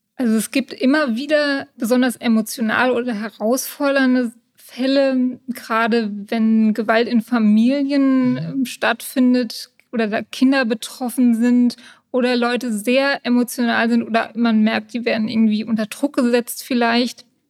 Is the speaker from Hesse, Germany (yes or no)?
yes; Königstein im Taunus, Hesse, Germany; Ich bin in Königstein geboren und lebe schon immer im Taunus